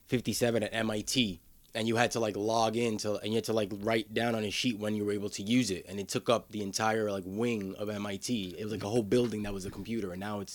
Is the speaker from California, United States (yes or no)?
no; New York City, New York, United States; Washington Heights, New York City. So that's like uptown, like between the Bronx and Harlem.